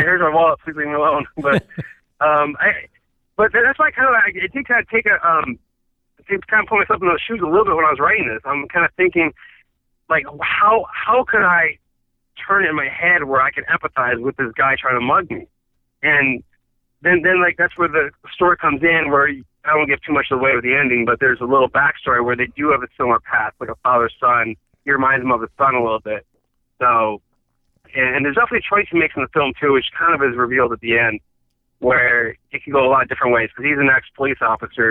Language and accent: English; Michigan, United States; moved away as an adult; also born or lived in Chicago; now in Los Angeles, United States; my family's all from Chicago. I grew up in Michigan